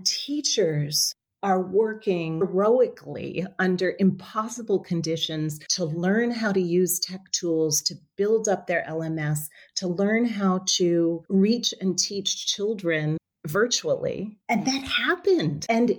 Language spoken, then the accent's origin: English; New Orleans, Louisiana, United States; When I was a child, I grew up in New Orleans